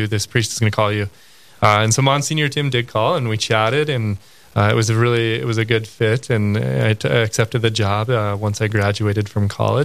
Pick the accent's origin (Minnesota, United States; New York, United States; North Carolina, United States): Minnesota, United States; Crookston; also born or lived in Detroit Lakes, Minnesota; I grew up in Crookston, Minnesota. I spent all of my years there